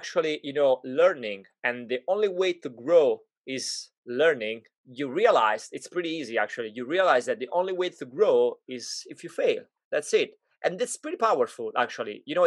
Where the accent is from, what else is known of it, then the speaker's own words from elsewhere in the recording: Italy; moved away; when I grew up in Italy